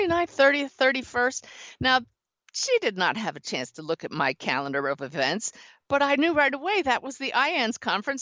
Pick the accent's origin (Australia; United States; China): United States; near Philadelphia, Pennsylvania; I grew up near Philadelphia